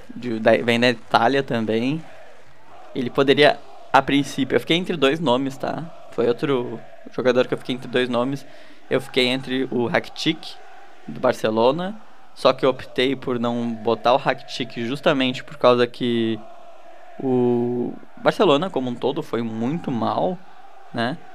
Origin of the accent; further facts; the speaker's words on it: Rio Grande do Sul, Brazil; a gente é do Rio Grande do Sul